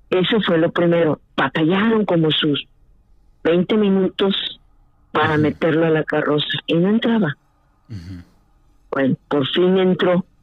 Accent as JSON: {"language": "Spanish", "country": "Mexico", "moved": "yes", "lives_now": "Watertown, United States", "said": "ahí en México, de donde soy."}